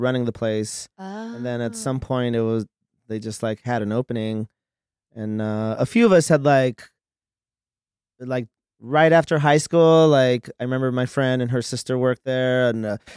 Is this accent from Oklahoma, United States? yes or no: no; Los Angeles, California, United States; also born or lived in Miami, Florida / San Fernando Valley; my mom like relocated to LA when I was like a year old, and I grew up out here in Hollywood